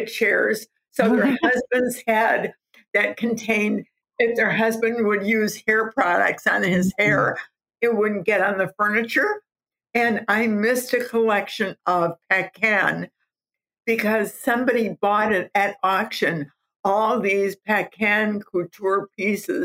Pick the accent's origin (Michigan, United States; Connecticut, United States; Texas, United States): Michigan, United States; Southfield; I was a housewife from Southfield, Michigan.